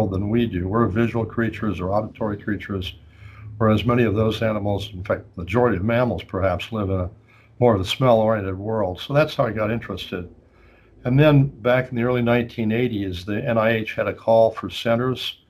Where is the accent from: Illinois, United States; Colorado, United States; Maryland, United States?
Colorado, United States; moved away as an adult; also born or lived in Spokane, Washington; now in Philadelphia, United States; I grew up in Colorado